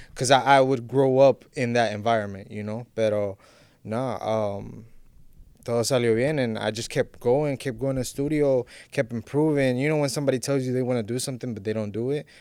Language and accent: English; Miami, Florida, United States; I'm Honduran, I'm an Honduran artist, but I was born and raised in Miami